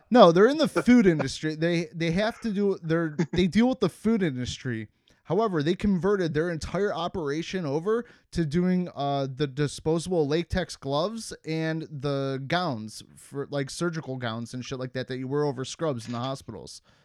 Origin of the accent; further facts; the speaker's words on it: Cleveland, Ohio, United States; moved away; where I grew up in Cleveland